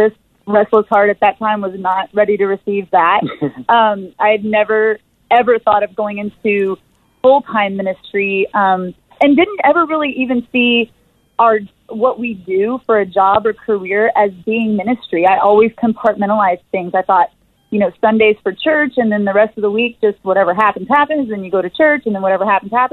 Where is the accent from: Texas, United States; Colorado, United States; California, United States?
Texas, United States; moved away as an adult; also born or lived in Los Angeles; I'm originally from Texas